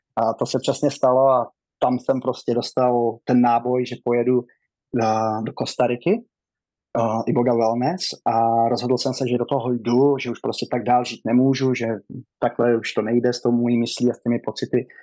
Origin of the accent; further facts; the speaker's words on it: Rokycany District, western Bohemia, Plzeň Region, Czechia; moved away as an adult; now in United States; Já pocházím, a, z Rokycanska, mám čtyřicet